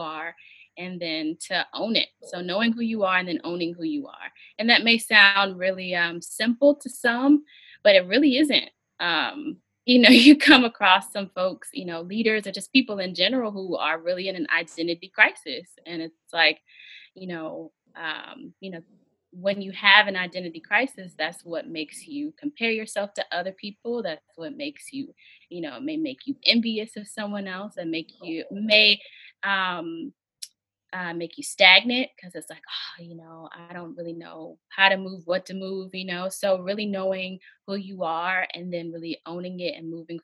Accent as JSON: {"language": "English", "town": "Hampton", "region": "Virginia", "country": "United States", "said": "I am from Hampton, Virginia"}